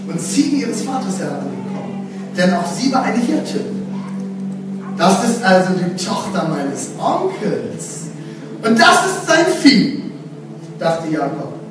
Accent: West Germany, Germany; also born or lived in Dresden; now in Leipzig, Germany; Ich bin kein Aussie, ich kann zwar ein bisschen Sächsisch sprechen, das ist schön, war, aber ich komme jetzt aus dem Westen.

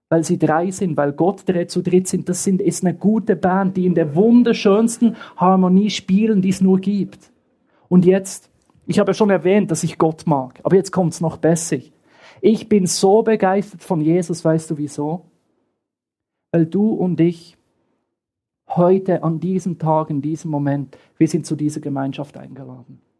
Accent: Bern, Switzerland; born there; Ich bin im Westen der Schweiz geboren, in Bern, und kam immer zu einer Freizeit in den Osten.

